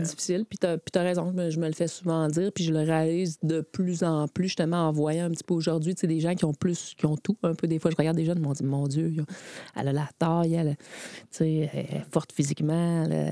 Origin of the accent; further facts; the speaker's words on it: Quebec City, Quebec, Canada; je viens de Beauport, donc j'ai joué à Beauport. J'ai commencé à 8 ans.